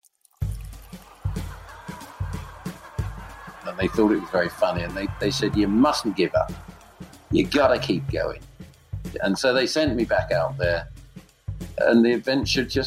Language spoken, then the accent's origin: English; London, United Kingdom; I'm from London, England, and I'm a writer